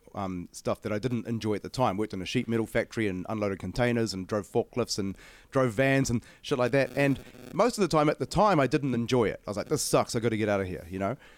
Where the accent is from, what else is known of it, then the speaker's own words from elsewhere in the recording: Auckland, New Zealand; I'm from Auckland